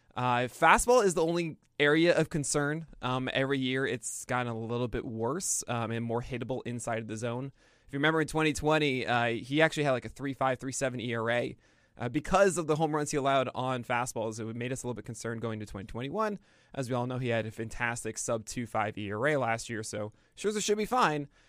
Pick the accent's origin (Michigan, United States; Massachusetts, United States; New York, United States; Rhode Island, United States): New York, United States; New York City; I grew up in Brooklyn.